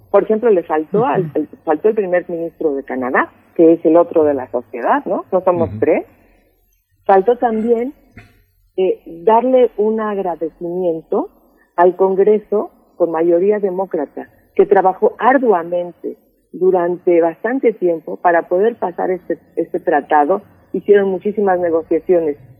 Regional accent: Mexico; somos los mexicanos

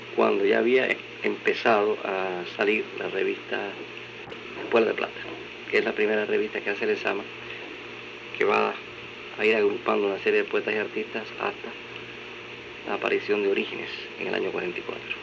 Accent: Matanzas, Cuba; yo eh, pasé mi infancia en Matanzas. En la ciudad de Matanzas

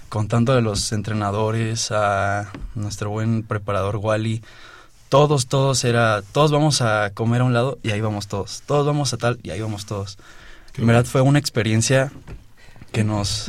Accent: Oaxaca, Mexico; now in Mexico City, Mexico; yo nací aquí en la Ciudad de México, pero desde muy chiquito me fui a Oaxaca. Desde los dos años me fui a Oaxaca.

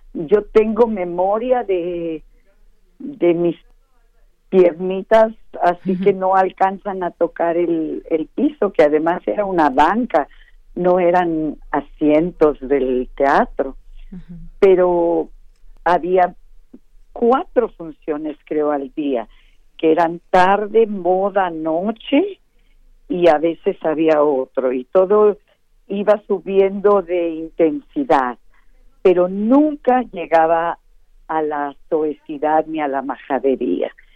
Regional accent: Mérida, Yucatán, Mexico; Yo nací en Mérida, Yucatán, y todos los que nacemos ahí

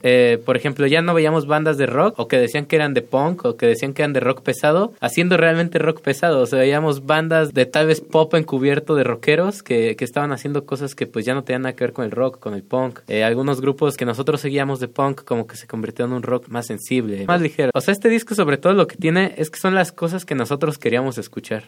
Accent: Tlalnepantla, State of Mexico, Mexico; somos de Tlalnepantla, del Estado de México

